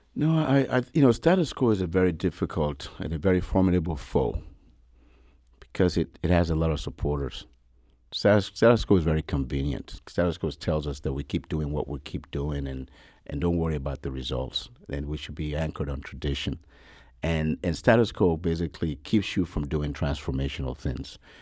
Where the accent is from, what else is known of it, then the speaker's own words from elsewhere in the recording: Nigeria; moved away; I was born in Nigeria, yes, many years ago